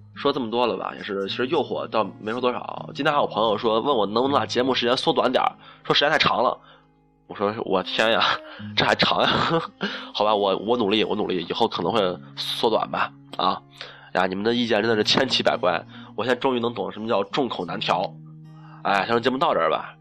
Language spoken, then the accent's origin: Chinese; Shaanxi, China; 我们陕西这边儿